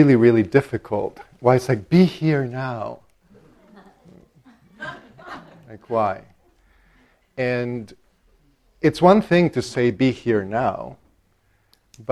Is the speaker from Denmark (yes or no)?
no; El Salvador; now in Minnesota, United States; I grew up Catholic in El Salvador